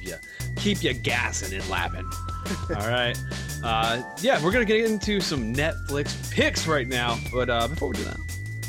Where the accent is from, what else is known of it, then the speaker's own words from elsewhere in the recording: United States; I'm from America